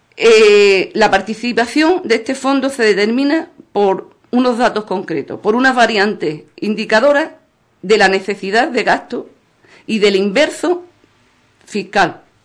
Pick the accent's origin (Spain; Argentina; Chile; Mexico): Spain; Ubrique, Andalusia; nuestro pueblo ubrique